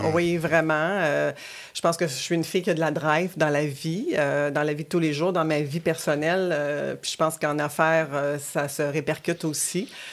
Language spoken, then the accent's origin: French; Quebec City, Quebec, Canada; also born or lived in Rimouski, Bas-Saint-Laurent; je, je, suis venue habiter à Québec avec ma famille à l'âge de 6 ans